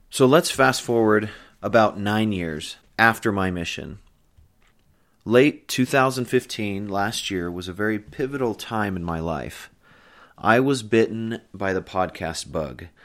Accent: Pleasant Grove, Utah, United States; also born or lived in San Diego, California; I was born in San Diego, California, at Camp Pendleton, and I moved several times growing up, bouncing between northern Utah and California, so I'm kind of a western boy. My family eventually settled in Pleasant Grove, Utah

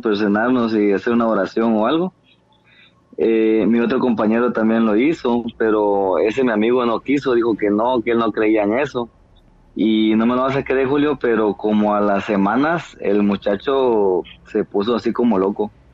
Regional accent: Nueva Concepción, Escuintla, Guatemala; Soy de Guatemala.

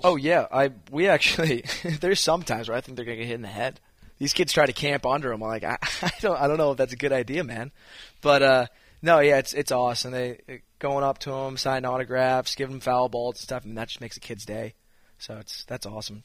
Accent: Massachusetts, United States; moved away as an adult; now in Blacksburg, United States; I'm from Mass.

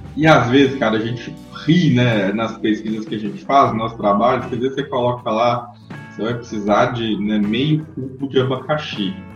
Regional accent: Minas Gerais, Brazil; como bom mineiro

